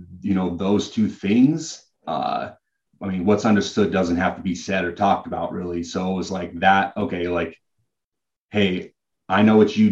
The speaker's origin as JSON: {"language": "English", "town": "Hubbard", "region": "Oregon", "country": "United States", "tie": "born or raised there", "said": "I grew up in Hubbard, Oregon"}